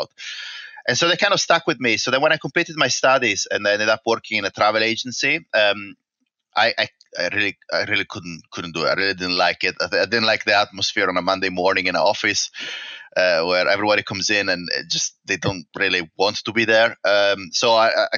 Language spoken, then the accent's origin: English; northeast Italy, Italy; moved away as an adult; also born or lived in London / Singapore; now in Perthshire, United Kingdom; I was born in the northeast of Italy, and my hometown is nested in between the Alps and the seaside